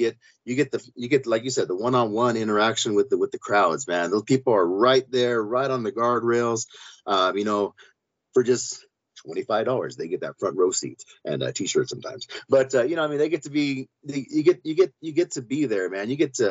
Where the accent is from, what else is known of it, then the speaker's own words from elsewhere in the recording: Bellflower, California, United States; now in Pueblo, United States; We're from California. I'm from Bellflower myself, Los Angeles County